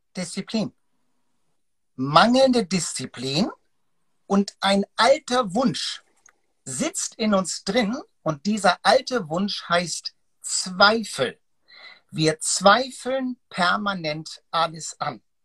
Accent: Hamburg, Germany; dieses Hanse, ich bin ja Hamburger, das Hanseatische

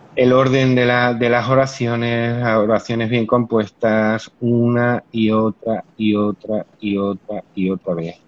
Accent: Cáceres, Extremadura, Spain; now in Seville, Spain; yo soy de Cáceres, no vivo en Sevilla, pero soy de Cáceres.

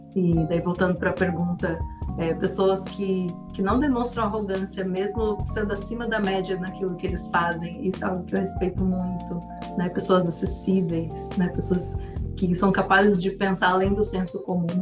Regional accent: Brazil; Somos brasileiros

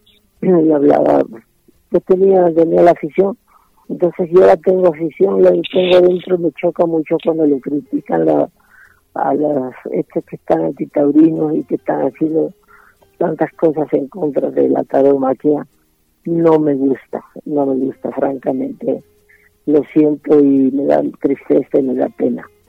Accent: Seville, Andalusia, Spain; now in Mexico; nací en la cuna del Torero, nací en Sevilla

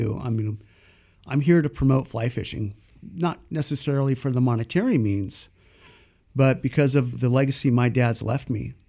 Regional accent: Paradise, California, United States; also born or lived in San Jose, California; I was born in San Jose in nineteen sixty-five, and in nineteen sixty-seven, My dad moved everyone up to Paradise, California, um, with the intent to raise his family

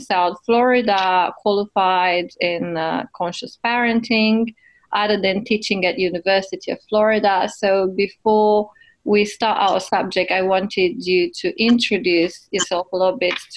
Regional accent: Romania; You're Romanian like me

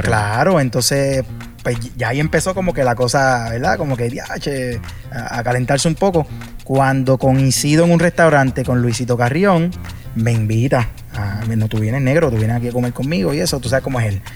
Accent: Puerto Rico; yo vengo de Puerto Rico, de, la isla y, aquí está este boricua en, un sitio tropical

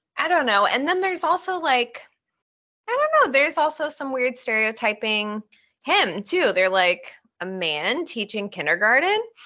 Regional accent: Oregon, United States; we grew up in Oregon

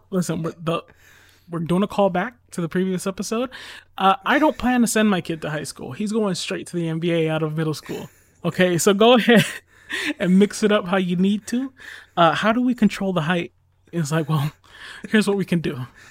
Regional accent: United States; I'm strictly American

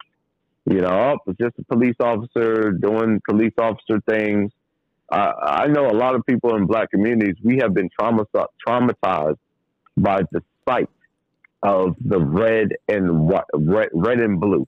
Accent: New York City, New York, United States; also born or lived in Trinidad and Tobago; I'm from New York City, and I was, you know, originally born in Trinidad, raised in New York City

